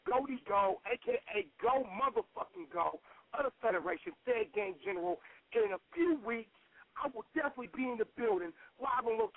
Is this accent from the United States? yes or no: yes; Carolina, United States; I grew up in the East, man. This Carolina area.